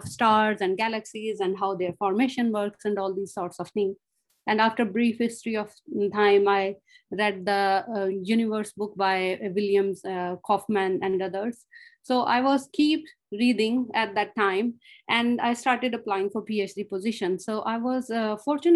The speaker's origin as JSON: {"language": "English", "country": "Pakistan", "moved": "as an adult", "lives_now": "Australia", "said": "I'm originally from Pakistan, where I have done my master's."}